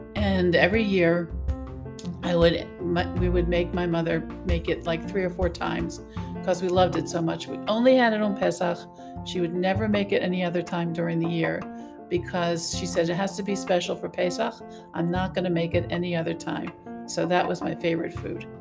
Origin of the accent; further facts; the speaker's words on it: Maryland, United States; I grew up in the United States, Maryland.